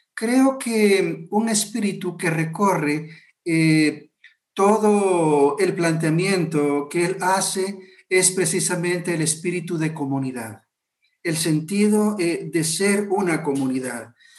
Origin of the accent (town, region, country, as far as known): Guatemala